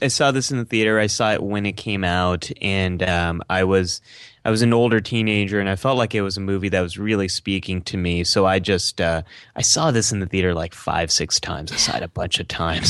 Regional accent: San Francisco Bay Area, California, United States; I grew up in the San Francisco Bay

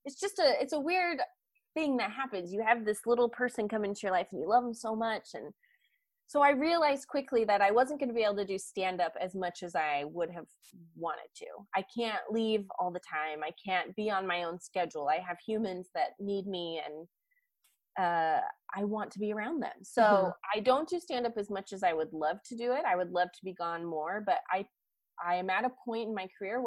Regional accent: Utah, United States; now in Georgia, United States; I grew up in Utah a little bit

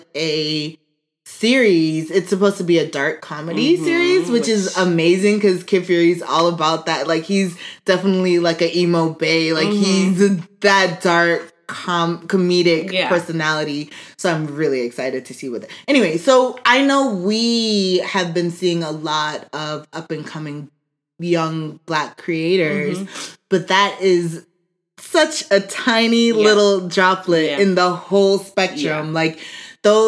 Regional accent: Atlanta, Georgia, United States; Where I'm from. I was born here.

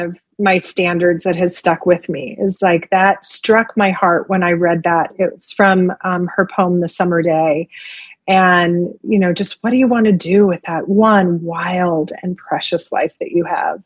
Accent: Bay Area, Northern California, United States; moved away as an adult; also born or lived in Silicon Valley; I grew up in the Bay Area up in Northern California

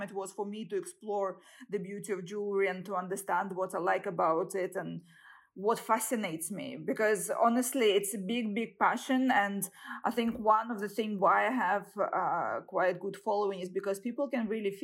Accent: Saint Petersburg, Russia; I was born in St. Petersburg and raised, and I graduated from university there

